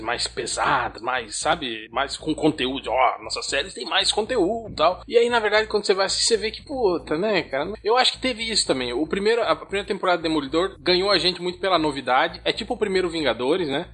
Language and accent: Portuguese; Concórdia, Santa Catarina, Brazil; Concórdia é a cidade onde eu nasci